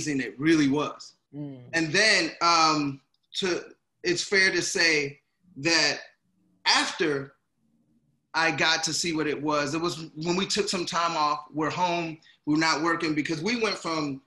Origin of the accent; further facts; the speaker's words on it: Gary, Indiana, United States; moved away; also born or lived in St. Paul, Minnesota; I'm originally from Gary, Indiana, so to move to Minneapolis, I mean to St. Paul